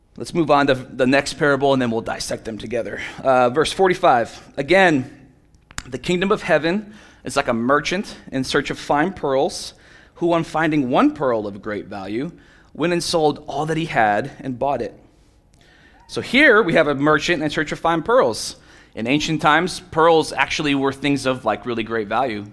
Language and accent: English; Miami, Florida, United States; moved away; I'm from Miami, Florida, other side of the coast, but basically the same